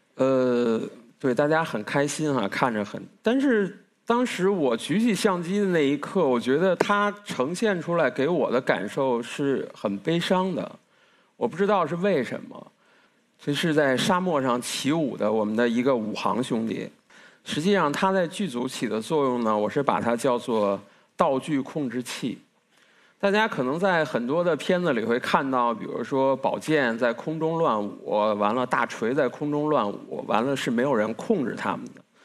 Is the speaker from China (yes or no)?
yes; Beijing, China; 因为我从小就出生在北京，甚至我的大学也是在北京读的